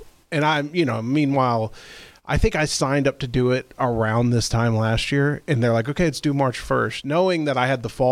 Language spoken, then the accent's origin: English; Irving, Texas, United States; I grew up in Irving and went to high school from 99 to 2003